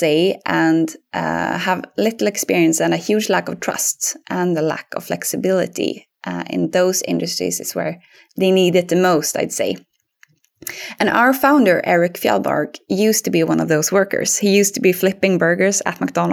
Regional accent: Linköping, Östergötland, Sweden; accent: Östgötska; English is a second language; moved away; I'm originally from Linköping in Sweden, which you might not tell from my accent now since I speak English, but I have some Östgötska in it if we would speak Swedish.

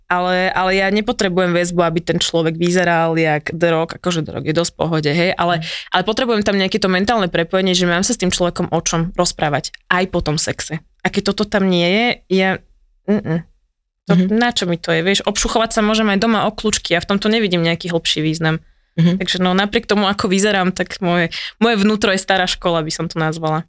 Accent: central Slovakia, Slovakia; Ja som zo stredného Slovenska

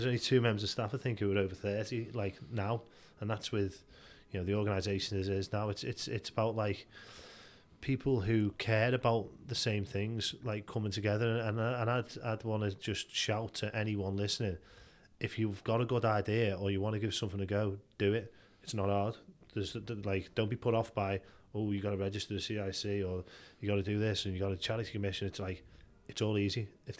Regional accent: Liscard, North West England, United Kingdom; So I grew up in Liscard, and you know, got mates in Liscard and Wallasey and New Brighton, and like went to Mosson School and all

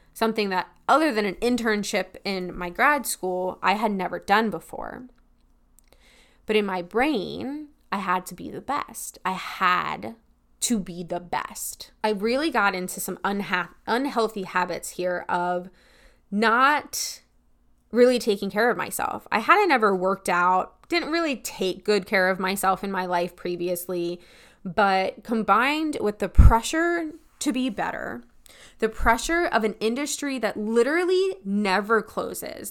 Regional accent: Pennsylvania, United States; moved away as an adult; also born or lived in Tennessee; I'm from Pennsylvania

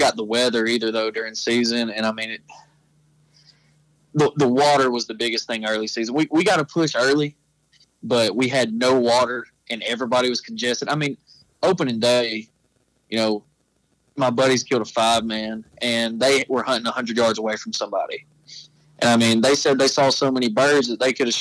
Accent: Atlanta, Texas, United States; I'm from Atlanta, Texas.

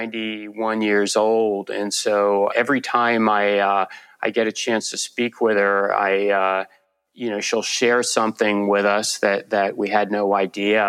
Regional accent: D.C., Northern Virginia suburbs of Washington, United States; moved away as an adult; also born or lived in Damascus, Syria / Chicago area; I grew up in the Virginia suburbs of Washington, D.C. and spent all of my time there until college

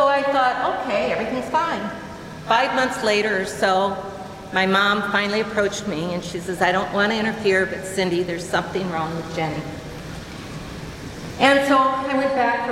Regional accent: Cascade, Iowa, United States; Growing up in Cascade

